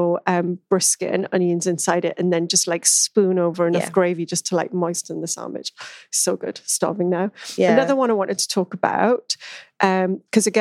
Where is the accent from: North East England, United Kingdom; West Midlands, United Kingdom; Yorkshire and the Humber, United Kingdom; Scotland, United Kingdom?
North East England, United Kingdom; Newcastle upon Tyne; my hometown, Newcastle